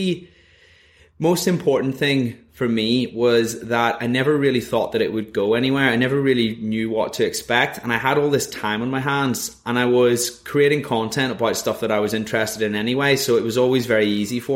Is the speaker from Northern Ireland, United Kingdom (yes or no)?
yes; Northern Ireland, United Kingdom; moved away as an adult; also born or lived in Leeds; I'm originally from Northern Ireland.